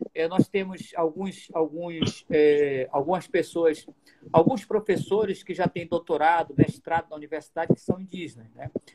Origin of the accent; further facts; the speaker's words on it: Manaus, Amazonas, Brazil; já nasci aqui em Manaus mesmo, toda a minha família toda já é dessa, dessa, dessa região